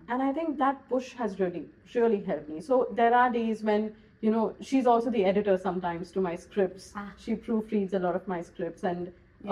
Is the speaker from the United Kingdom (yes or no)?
no; Goa, India; I'm from Goa